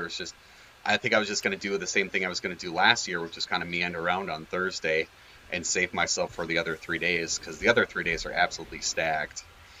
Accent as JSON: {"language": "English", "region": "Minnesota", "country": "United States", "said": "we're from Minnesota"}